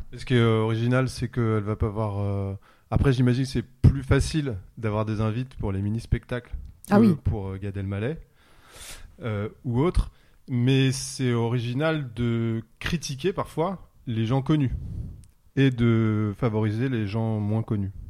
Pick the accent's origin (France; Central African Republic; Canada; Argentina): France; Pantin, Île-de-France; on est au cœur de Pantin, là où j'ai grandi